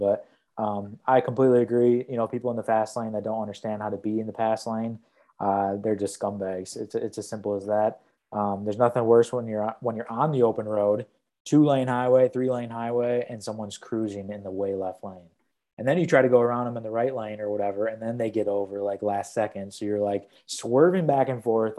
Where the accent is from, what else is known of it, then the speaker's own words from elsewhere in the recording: Milwaukee, Wisconsin, United States; now in Iowa City, United States; I was going from Des Moines back home to Milwaukee